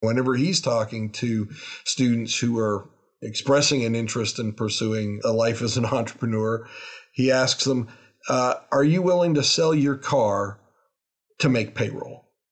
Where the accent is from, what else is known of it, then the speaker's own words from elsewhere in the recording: Toronto, Ontario, Canada; also born or lived in Salisbury, North Carolina; now in Lexington, United States; I'm originally from Toronto, Canada